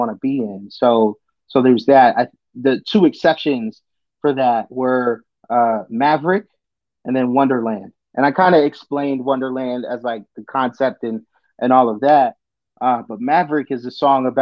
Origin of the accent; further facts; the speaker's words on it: Boston, Massachusetts, United States; But I grew up in Jamaica Plain, so Jackson Square was my train station